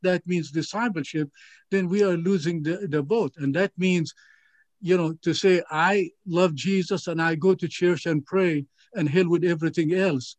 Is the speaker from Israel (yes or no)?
yes; Galilee, Israel; now in United States; Growing up in the Galilee area, as a child